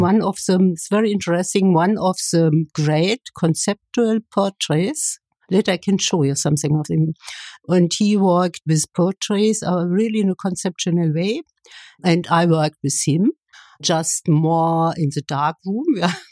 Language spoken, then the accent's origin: English; Kyritz, Brandenburg, Germany; English is a second language; moved away as an adult; also born or lived in Leipzig; now in Berlin, Germany; near my hometown in Brandenburg